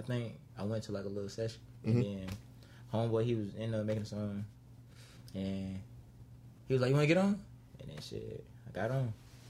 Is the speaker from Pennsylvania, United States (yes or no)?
no; Macon, Georgia, United States; moved away; also born or lived in Montgomery, Alabama; I was born in Montgomery, Alabama. That's 334. Mm-hmm. And then my mom got married and moved to Macon, Georgia. So that's 478.